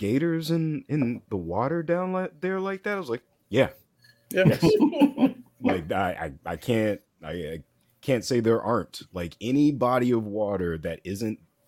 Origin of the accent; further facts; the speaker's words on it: Florida, United States; moved away; I'm from Florida. I understand what's popping down there.